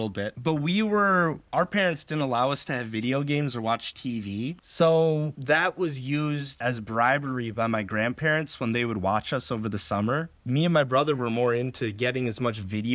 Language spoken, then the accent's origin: English; Minnesota, United States; moved away as an adult; also born or lived in Vancouver, Canada; even though I grew up in Minnesota, I had family in Seattle